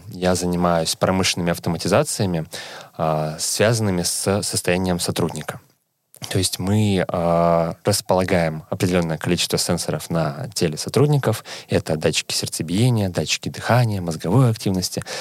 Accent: Saint Petersburg, Russia; moved away as an adult; now in Helsinki, Finland; я сам из Санкт-Петербурга

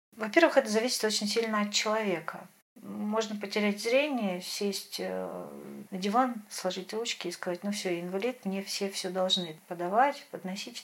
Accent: Severodvinsk, Arkhangelsk Oblast, Russia; moved away as an adult; Мой родной город – это Северодвинск, Архангельская область, берег Белого моря. Прожила я там до 23 лет

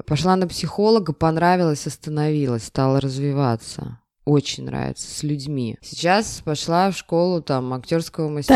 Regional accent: Saint Petersburg, Russia; у нас в Петербурге

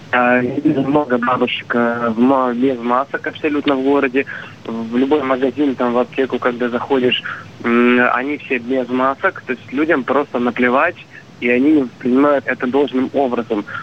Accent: Crimea, Ukraine; А, да, мне 25 лет. А, я из Крыма, город Тимир.

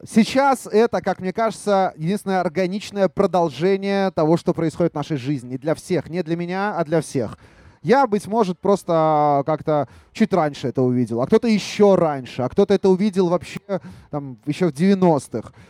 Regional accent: Kharkiv, Kharkiv Oblast, Ukraine; now in Belarus; я сам родом из Харькова, хотя я стопроцентный белорус

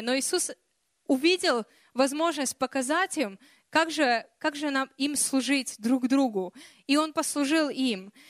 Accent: Kyiv, Ukraine; moved away; also born or lived in Russia; я росла в Киеве

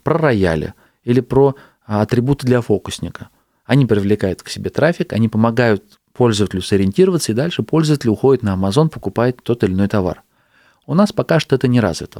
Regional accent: Astrakhan, Astrakhan Oblast, Russia; also born or lived in Saint Petersburg; Я сейчас из Питера вернулся в свой город, в Астрахань

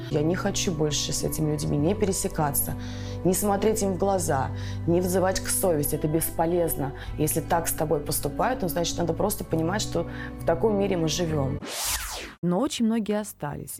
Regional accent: Saint Petersburg, Russia; первое мое выступление на большой площадке в Санкт-Петербурге, в родном городе

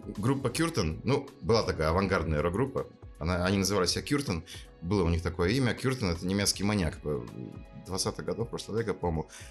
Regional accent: Murmansk, Murmansk Oblast, Russia; moved away as an adult; also born or lived in Lund, Sweden; играть вместе в рок-группе, что в Мурманске, что там, в Швеции, в Лунде

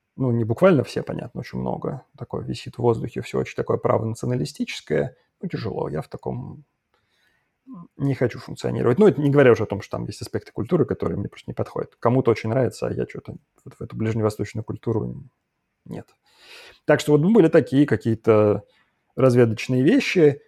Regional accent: Saint Petersburg, Russia; moved away as an adult; also born or lived in Moscow / Tel Aviv / Belgrade; now in London, United Kingdom; я вот в Питере как значит, родился и вырос

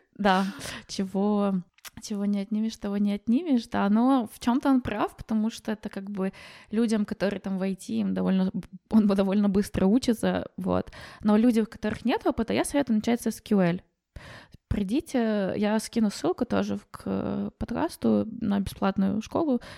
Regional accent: Ukraine; moved away as an adult; now in Germany; вернуться в Украину, как бы это мой родной, э, дом

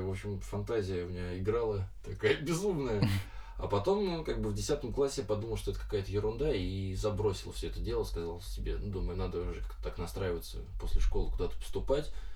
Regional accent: Lyubertsy, Moscow Oblast, Russia

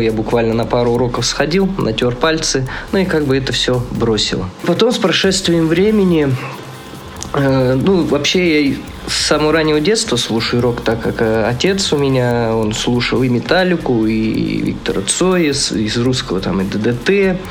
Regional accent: southern Kazakhstan, Kazakhstan; now in Zabaykalsky Krai, Russia; Я сам вообще из Казахстана, и он тоже из Казахстана, но он из Северного, я из Южного

